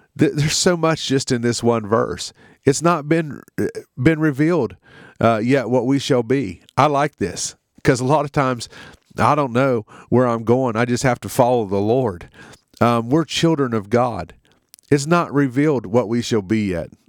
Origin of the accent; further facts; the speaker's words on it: United States; in our country, in America